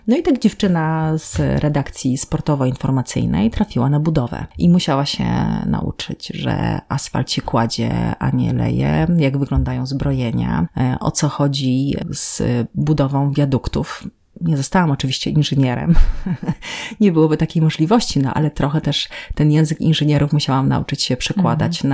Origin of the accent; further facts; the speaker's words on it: southern Poland, Poland; also born or lived in Warsaw; now in Gdańsk, Poland; Ja jestem z południa Polski